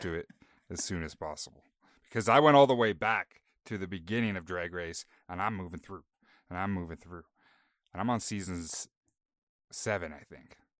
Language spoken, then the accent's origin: English; Canada; we're Canadian